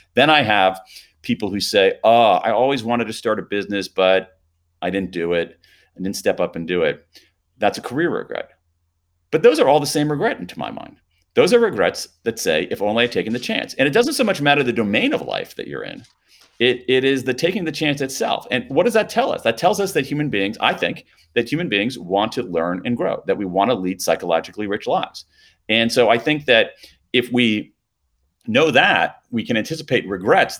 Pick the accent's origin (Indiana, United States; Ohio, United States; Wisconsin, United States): Ohio, United States; Columbus; I grew up in Columbus, Ohio